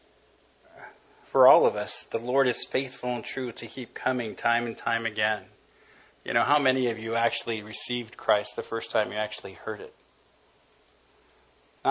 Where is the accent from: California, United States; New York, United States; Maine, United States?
California, United States; Los Angeles; I grew up in East L.A.